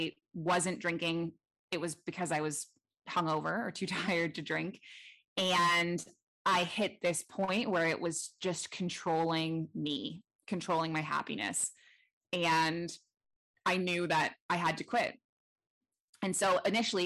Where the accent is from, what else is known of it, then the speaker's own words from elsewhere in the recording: Toronto, Ontario, Canada; moved away as an adult; now in Bali, Indonesia; I'm originally from Toronto, Canada. That's where I grew up.